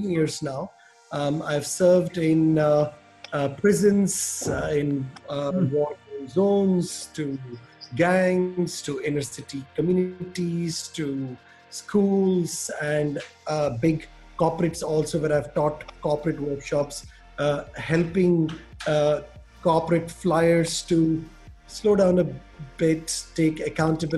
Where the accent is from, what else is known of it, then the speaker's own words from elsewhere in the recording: Orissa, Odisha, India; moved away as an adult; also born or lived in Delhi, India; now in Caribbean; I grew up in India, in a state called Orissa, which is in the east of India